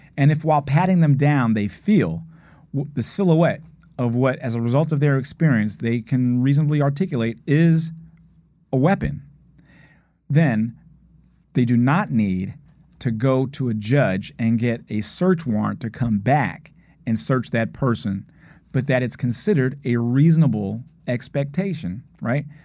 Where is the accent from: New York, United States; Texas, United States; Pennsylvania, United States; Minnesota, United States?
Pennsylvania, United States; Philadelphia; I grew up in West Philadelphia